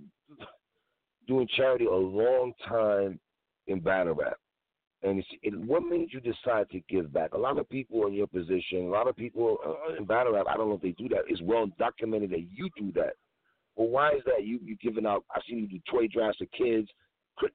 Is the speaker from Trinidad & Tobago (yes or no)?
yes; Trinidad & Tobago; My mom is Jamaican. I'm from Trinidad